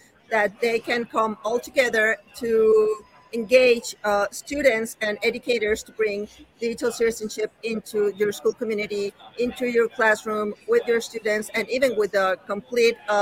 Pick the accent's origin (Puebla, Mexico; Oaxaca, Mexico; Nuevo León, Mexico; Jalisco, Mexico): Nuevo León, Mexico; Monterrey; from Monterrey, Mexico